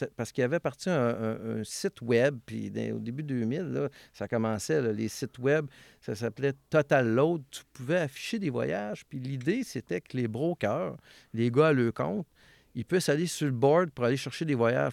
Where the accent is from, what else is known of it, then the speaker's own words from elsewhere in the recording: Valleyfield, Quebec, Canada; je suis né à Villevanie, dans un euh, quartier qui appelait ça le Parc Minoun